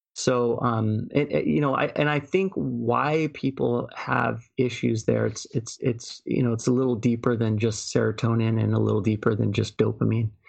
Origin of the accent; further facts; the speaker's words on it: United States; I'm American